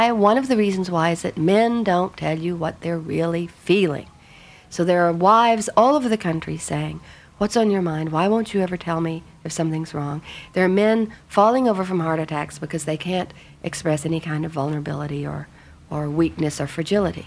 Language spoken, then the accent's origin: English; Texas, United States; I was from Texas, was a part of my culture